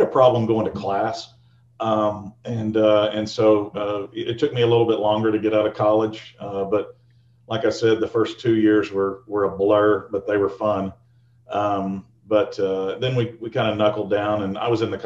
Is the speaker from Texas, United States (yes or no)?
yes; Fort Worth, Texas, United States; moved away as an adult; also born or lived in Norman, Oklahoma; I'm a kid from Fort Worth, Texas. went to high school there, and we moved around a little bit when I was a kid.